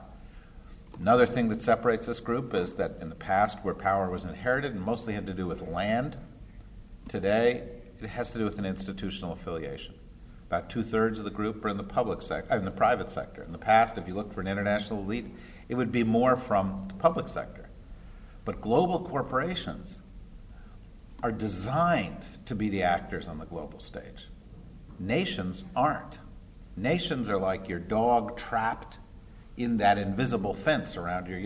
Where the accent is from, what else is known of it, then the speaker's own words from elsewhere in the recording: New Jersey, United States; I grew up in New Jersey, which is another state